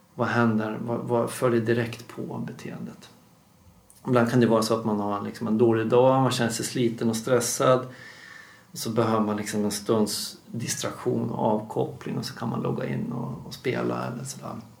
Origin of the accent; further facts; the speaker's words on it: Dalarna County, Sweden; moved away; jobbar jag också med implementering uppe i min, mina hemtrakter då, i Dalarna